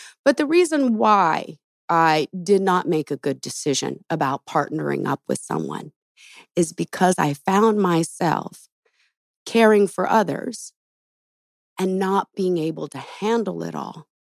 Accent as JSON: {"language": "English", "town": "Los Angeles", "region": "California", "country": "United States", "tie": "born or raised there", "said": "Back home. I was born in Los Angeles, you know? Nice. Spent over probably 30-some years here"}